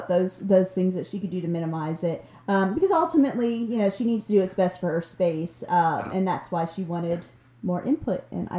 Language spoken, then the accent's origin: English; Pennsylvania, United States; moved away; I'm from Pennsylvania